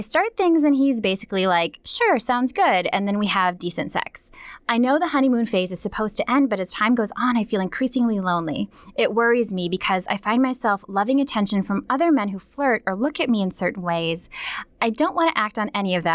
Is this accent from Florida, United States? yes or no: no; Minnesota, United States; Growing up in Minnesota